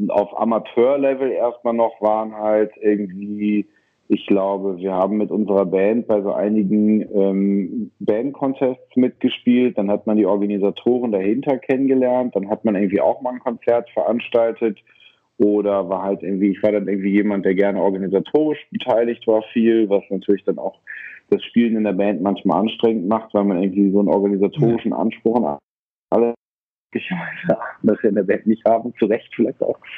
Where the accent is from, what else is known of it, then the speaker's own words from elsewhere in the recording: Bonn, North Rhine-Westphalia, Germany; So, ich bin in Bonn aufgewachsen.